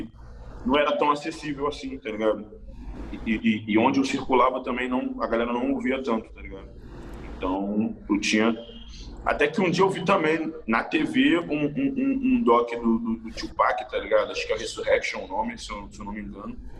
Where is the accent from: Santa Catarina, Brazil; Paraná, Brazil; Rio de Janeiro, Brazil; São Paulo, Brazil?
Rio de Janeiro, Brazil; morava em Jacarepaguá, muitos anos atrás